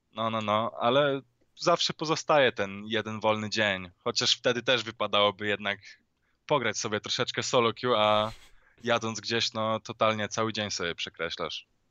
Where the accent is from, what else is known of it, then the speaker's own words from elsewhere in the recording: Poland; skąd pochodzę? No, w sensie no z Polski